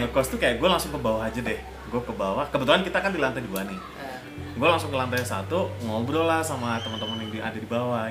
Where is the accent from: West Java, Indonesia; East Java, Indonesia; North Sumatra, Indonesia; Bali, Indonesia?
East Java, Indonesia; Surabaya; accent: Javanese; moved away as an adult; now in Jakarta, Indonesia; aku orang Surabaya. Which ya. is logatnya kan beda banget.